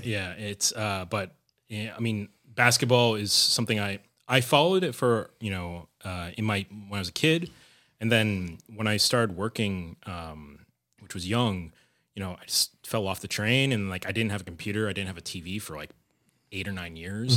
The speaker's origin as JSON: {"language": "English", "region": "suburban New Jersey", "country": "United States", "tie": "born or raised there", "also_born_or_lived": "New York City", "moved": "as an adult", "lives_now": "Providence, United States", "said": "I grew up in New Jersey, in, like, suburban New Jersey"}